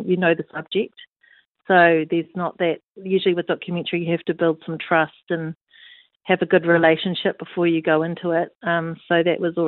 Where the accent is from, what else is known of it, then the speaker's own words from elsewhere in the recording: Matarangi, Waikato, New Zealand; I grew up in Matarangi, so we've got a lot of connection there